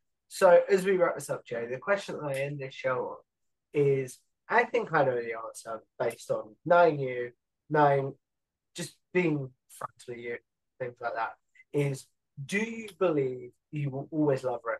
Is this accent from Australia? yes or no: no; England, United Kingdom; so I'm English.